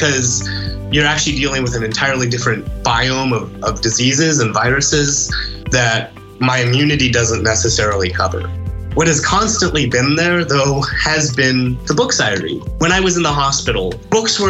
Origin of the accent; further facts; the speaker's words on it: Stillwater, Oklahoma, United States; I grew up in Stillwater, Oklahoma, and that's where I live